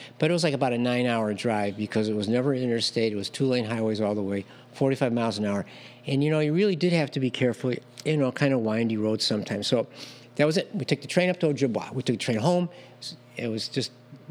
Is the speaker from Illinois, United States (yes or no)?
yes; Chicago, Illinois, United States; I grew up in Chicago